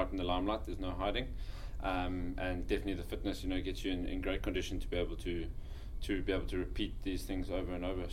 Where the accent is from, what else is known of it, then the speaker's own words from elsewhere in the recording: Johannesburg, Gauteng, South Africa; moved away as an adult; also born or lived in Kimberley, South Africa; now in Scotland; I grew up in South Africa in Joburg, went to school there and played there